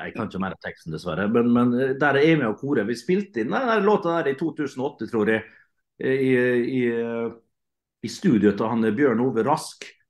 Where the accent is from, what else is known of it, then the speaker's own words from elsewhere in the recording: Møre og Romsdal, Norway; som romsdaling